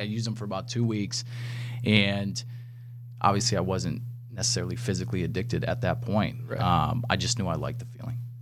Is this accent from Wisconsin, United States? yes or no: yes; Wisconsin, United States; growing up in Wisconsin